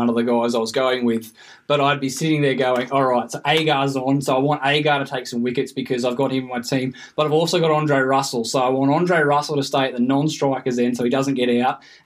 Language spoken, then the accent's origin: English; Bathurst, New South Wales, Australia; we're from Bathurst, we're only 2.5 hours away from the game